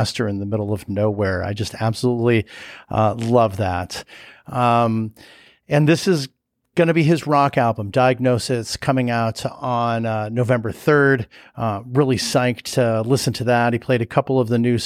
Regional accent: Chicago, Illinois, United States; we're both from Chicago

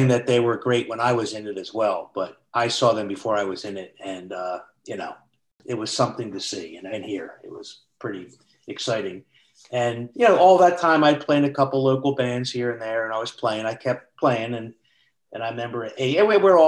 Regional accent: Philadelphia, Pennsylvania, United States; moved away as an adult; now in Baltimore, United States; I was born and raised in Philadelphia

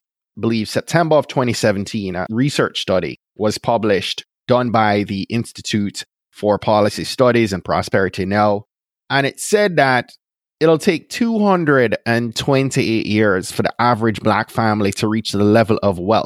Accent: Jamaica; now in Clarksburg, United States; Grew up in Jamaica, but had family from Nigeria and family from Ireland

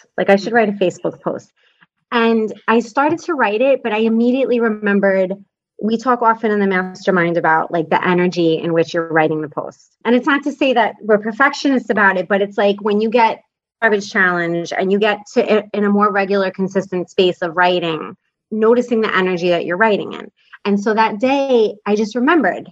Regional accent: New York, United States; I'm from New York

